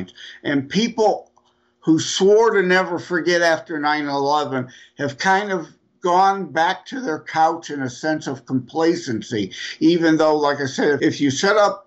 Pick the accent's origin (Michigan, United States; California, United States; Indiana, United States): Michigan, United States; Detroit; I'm from Detroit area